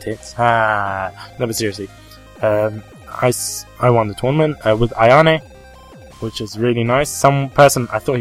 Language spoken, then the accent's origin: English; United Kingdom; accent: British; my British accent